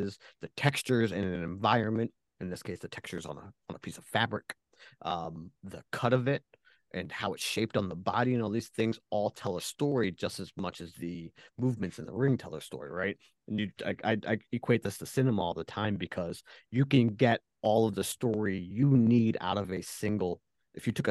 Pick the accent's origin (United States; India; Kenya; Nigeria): United States; Philadelphia, Pennsylvania; growing up in the Philadelphia area